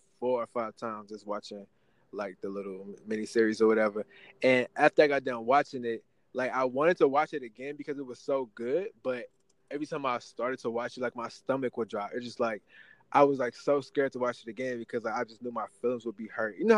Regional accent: St. Louis, Missouri, United States; also born or lived in Kansas City; I'm from St. Louis area, but I lived in Kansas City the last 4 years

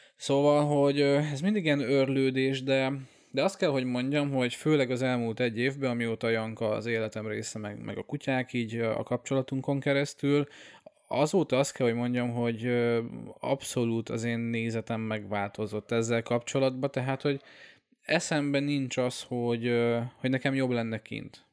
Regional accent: Hungary; moved away as an adult; also born or lived in Austria; hazaköltöztem Ausztriából

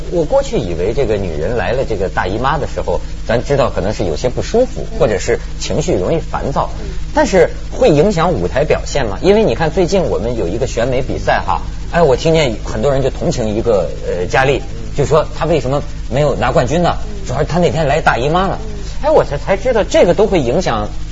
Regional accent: rural Shandong, China; 我们老家山东农村

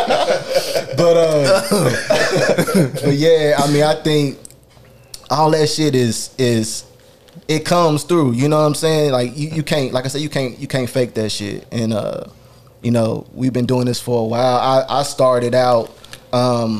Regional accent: the South, United States; I'm from the South

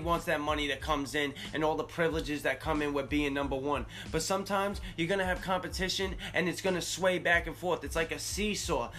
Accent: Northeast, United States; I'm from the Northeast

